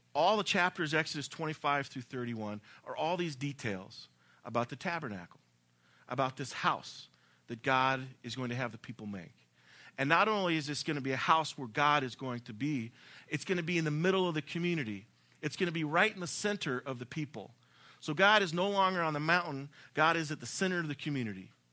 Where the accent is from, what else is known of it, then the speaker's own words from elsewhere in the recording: the South, United States; I'm from the South